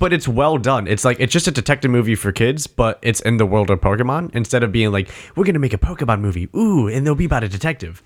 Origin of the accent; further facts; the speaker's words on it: New England, United States; New England